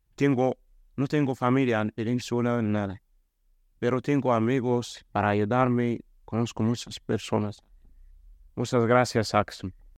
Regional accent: Morocco; Spanish is a second language; now in Spain; yo soy de Marruecos, soy joven

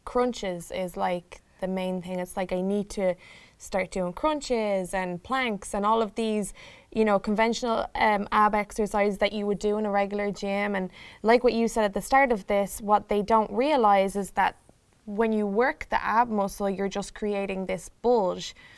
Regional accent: Ireland; now in Chicago, United States; I am here from Ireland in Chicago

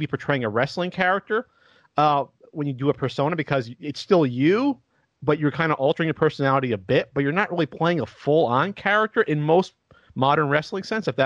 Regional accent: Central New Jersey, United States; moved away as an adult; also born or lived in West Coast; I was from Central Jersey

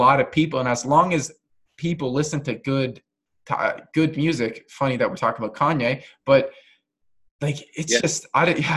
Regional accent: Canada; I'm not American, but I'm fully Canadian.

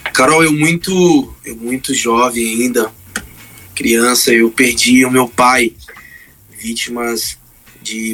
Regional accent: Marabá, Pará, Brazil; also born or lived in Belém; Eu sou de Marabá, é, no estado do Pará

